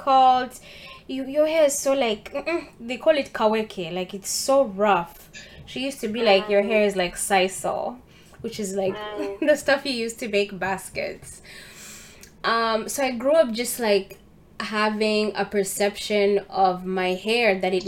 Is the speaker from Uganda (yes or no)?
yes; Uganda; moved away; when I was growing up in Uganda, I started by going to international school.